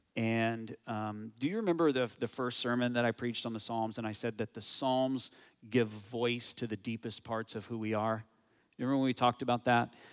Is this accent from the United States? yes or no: yes; United States; moved away as an adult; now in Canada; my home country, the U S